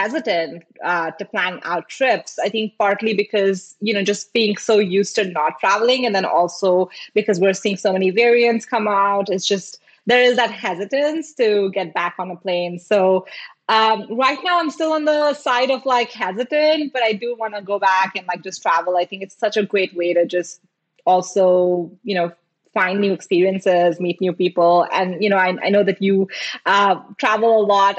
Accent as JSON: {"language": "English", "country": "India", "tie": "born or raised there", "also_born_or_lived": "Singapore", "moved": "as an adult", "lives_now": "United States", "said": "I grew up in India. I lived in Singapore for like 7 years before moving to the US."}